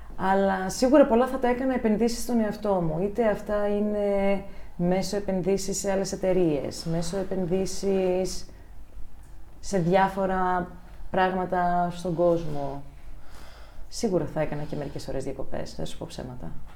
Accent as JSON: {"language": "Greek", "town": "Ioannina", "region": "Epirus", "country": "Greece", "tie": "born or raised there", "also_born_or_lived": "Germany", "moved": "as an adult", "said": "μεγάλωσα στα Γιάννενα"}